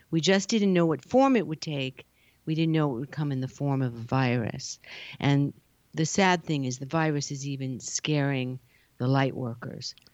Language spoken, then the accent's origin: English; New York, United States; now in California, United States; And then when I came to California, I'm a, I'm a New Yorker.